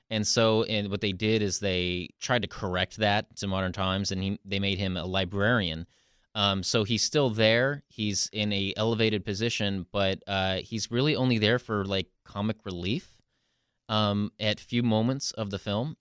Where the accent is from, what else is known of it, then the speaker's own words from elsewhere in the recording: the Northwest, Pacific Northwest, United States; growing up in the Northwest